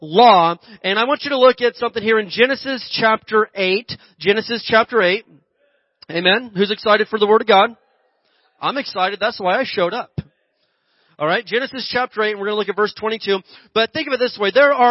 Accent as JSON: {"language": "English", "region": "Indiana", "country": "United States", "tie": "born or raised there", "also_born_or_lived": "Oklahoma", "moved": "yes", "lives_now": "Mojave Desert area, California, United States", "said": "growing up in Indiana, and I lived in Oklahoma"}